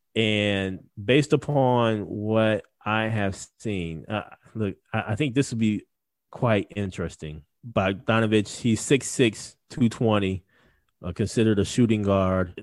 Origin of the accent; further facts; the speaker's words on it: Wisconsin, United States; Wisconsin's my home state